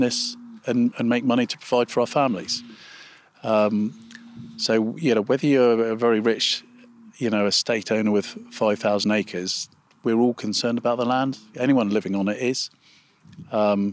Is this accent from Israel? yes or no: no; England, United Kingdom; as English farmers, British